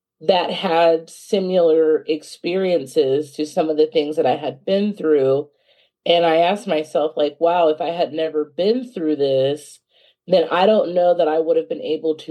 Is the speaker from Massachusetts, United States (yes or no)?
no; California, United States; moved away as an adult; now in Dallas-Fort Worth, United States; I am originally from California, but I moved here about 8 years ago to pursue my master's degree in counseling